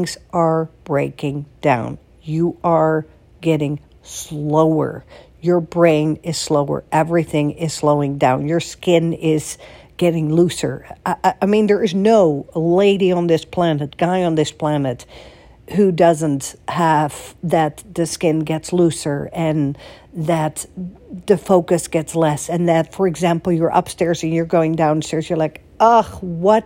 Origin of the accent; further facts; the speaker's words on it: Netherlands; moved away as an adult; also born or lived in Florida, United States / Boston, United States / Beverly Hills, United States / New York, United States; now in United States; in Holland, where I'm from